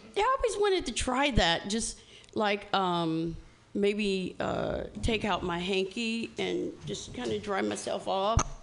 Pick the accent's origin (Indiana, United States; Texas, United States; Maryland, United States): Indiana, United States; I'm from Indiana